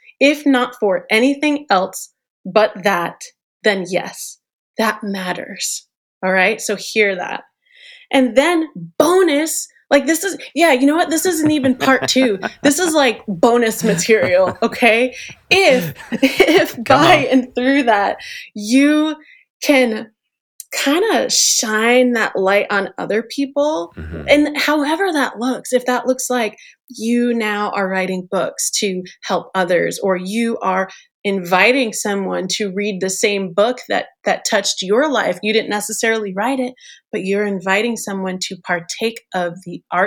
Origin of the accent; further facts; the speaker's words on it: New York City, New York, United States; I'm a New York girl. I'm born and raised in New York